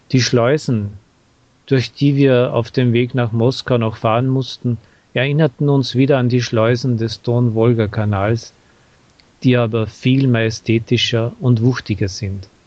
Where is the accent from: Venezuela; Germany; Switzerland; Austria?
Austria; Aber für mich als Österreicher auch die Bierfabrik, die im 19. Jahrhundert von einem österreichischen Unternehmer aufgebaut worden war.